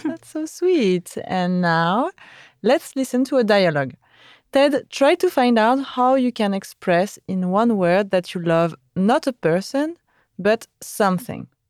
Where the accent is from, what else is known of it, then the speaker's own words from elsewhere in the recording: France; we never cook that early in France.